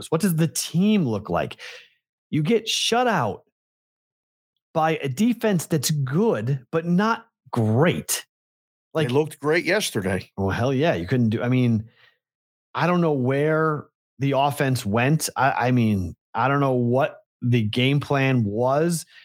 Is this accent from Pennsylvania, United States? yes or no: yes; Pittsburgh, Pennsylvania, United States; like growing up in Pittsburgh, you'd watch those games, but you weren't like die hard to watch the other two. It was the Steelers game you were going to set your day around.